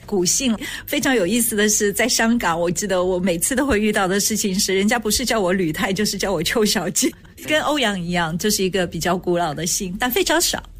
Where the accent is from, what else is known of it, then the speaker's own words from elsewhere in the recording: Shanghai, China; moved away; 我小时候是在上海长大的，所以那个时候能够看的电影好像都是跟战争有关，抗日战争